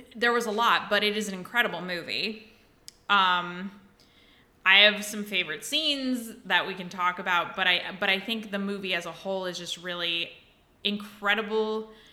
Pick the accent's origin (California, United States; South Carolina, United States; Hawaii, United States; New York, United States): Hawaii, United States; Big Island; on the side of the island where my hometown is, it is humid.